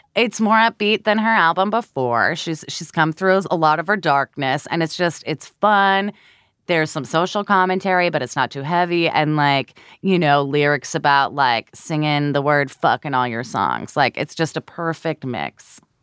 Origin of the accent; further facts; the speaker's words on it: California, United States; moved away as an adult; now in New York, United States; I'm originally from California and I lived there for about 25 years